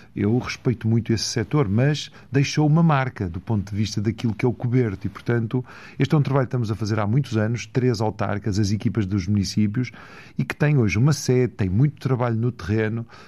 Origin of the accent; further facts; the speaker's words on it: Valongo, Norte, Portugal; also born or lived in Porto; eu nasci no Porto, fui para Valongo, cresci em Valongo, as minhas raízes são do Marão